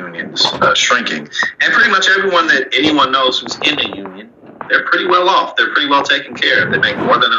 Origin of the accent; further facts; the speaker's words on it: St. Louis, Missouri, United States; I grew up in a right-to-work state. I'm from St. Louis, Missouri